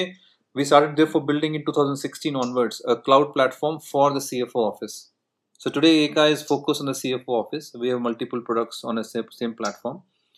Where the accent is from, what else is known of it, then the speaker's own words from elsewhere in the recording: North India, India; In fact, I'm from North India.